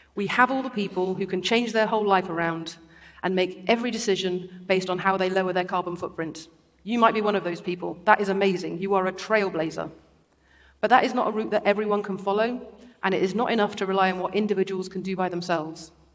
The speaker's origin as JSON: {"language": "English", "town": "Derby", "region": "East Midlands", "country": "United Kingdom", "tie": "born or raised there", "said": "I grew up in Derby, an industrial city right in the middle of the country, at the foot of the Peak District"}